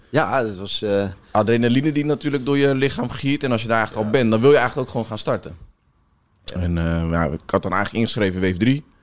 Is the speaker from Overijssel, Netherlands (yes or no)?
no; Rotterdam, South Holland, Netherlands; Want je weet als Rotterdammer, weet je natuurlijk hoe lang het is om dat bos rond te lopen.